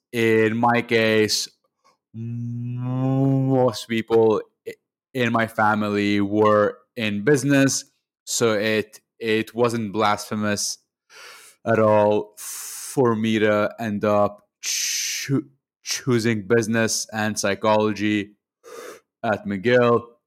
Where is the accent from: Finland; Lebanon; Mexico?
Lebanon; moved away as an adult; also born or lived in Montreal, Canada; now in Canada; I grew up in Lebanon, in the Middle East. I was over there until the age of 18. I then moved to to Montreal for university